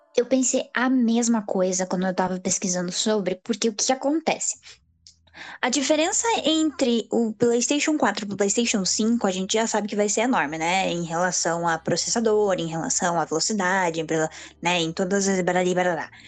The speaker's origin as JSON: {"language": "Portuguese", "country": "Brazil", "said": "nós, como brasileiros"}